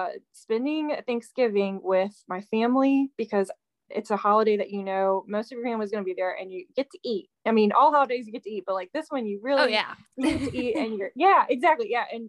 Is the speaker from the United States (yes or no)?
yes; Virginia, United States; So hello, I'm from Virginia, and I've been doing this for probably, about 3 years now